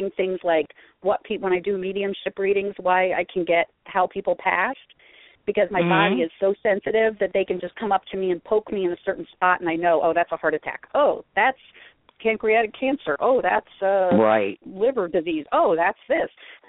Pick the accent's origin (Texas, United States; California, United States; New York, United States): New York, United States; Columbia County, upstate; now in Florida, United States; I was born and raised in New York State, upstate New York, out in the country.